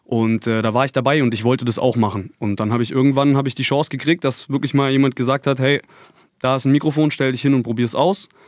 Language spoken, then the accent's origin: German; Konstanz, Baden-Württemberg, Germany; Wir kommen aus Konstanz am schönen Bodensee.